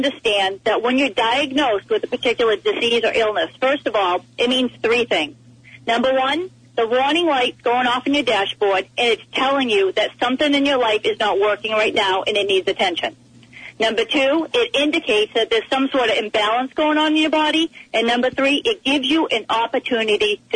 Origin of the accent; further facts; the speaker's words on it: East Coast, United States; I am from the East Coast